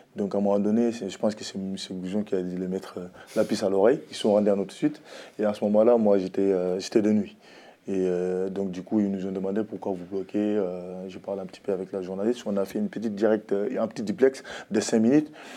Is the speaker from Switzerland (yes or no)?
no; France; je suis français d'immigration, de l'immigration